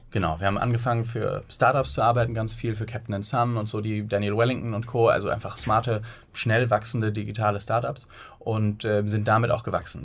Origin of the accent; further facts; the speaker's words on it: Bonn, North Rhine-Westphalia, Germany; moved away as an adult; now in Hamburg, Germany; Wir sind eigentlich geboren in Bonn und äh, sind dann mit der Zeit nach Hamburg gezogen, nach dem Studium